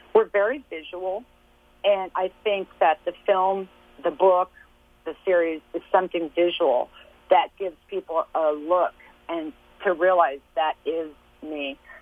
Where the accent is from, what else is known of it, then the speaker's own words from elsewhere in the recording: Lawrence, Kansas, United States; I was born and raised in Lawrence, Kansas.